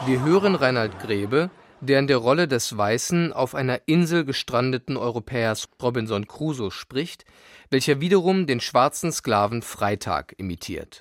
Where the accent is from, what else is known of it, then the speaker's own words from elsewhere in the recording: East Germany, Germany; Ich war aus dem Osten